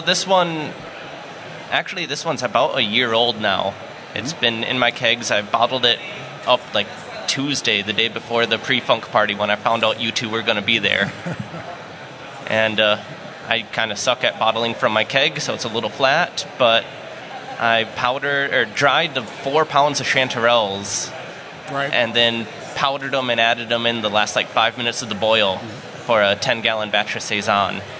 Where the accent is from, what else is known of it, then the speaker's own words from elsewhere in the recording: Winona, Minnesota, United States; I'm from Winona, Minnesota, part of the Winona area homebrewers.